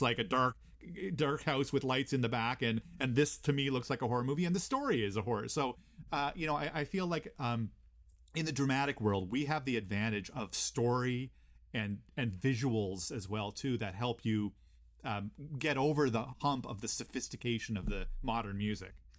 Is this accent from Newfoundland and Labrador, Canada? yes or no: yes; Gander, Newfoundland and Labrador, Canada; now in Kingston, Canada; I grew up in Gander, Newfoundland